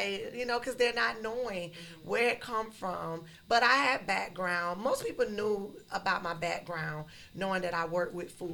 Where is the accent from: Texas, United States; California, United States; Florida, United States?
Florida, United States; Lakeland; also born or lived in Miami, Florida; I'm from Lakeland. I be in Lakeland. I'm here in Miami. I'm back and forth